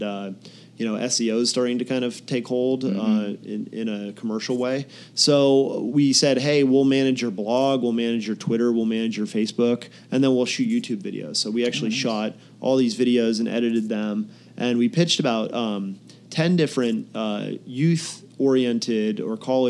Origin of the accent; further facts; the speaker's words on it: Pennsylvania, United States; moved away as an adult; also born or lived in Boston / San Diego; I grew up in Pennsylvania, kind of very rural country, and there wasn't much going on